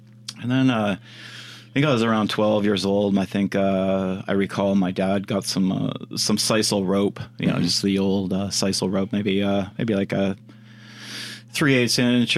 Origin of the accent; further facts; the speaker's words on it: Comox, British Columbia, Canada; I grew up on Vancouver Island